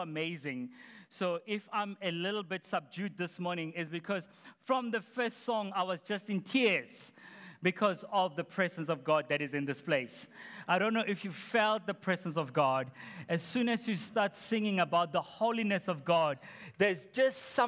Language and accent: English; Potchefstroom, North West, South Africa; growing up in Potch's room